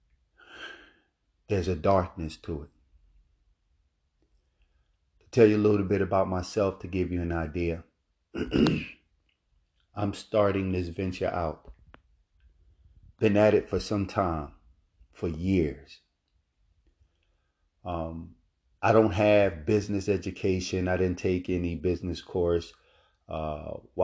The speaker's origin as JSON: {"language": "English", "town": "Philadelphia", "region": "Pennsylvania", "country": "United States", "tie": "born or raised there", "moved": "as an adult", "lives_now": "Florida, United States", "said": "Growing up in Philadelphia, North Philadelphia, We grew up in the Richard Allen Projects"}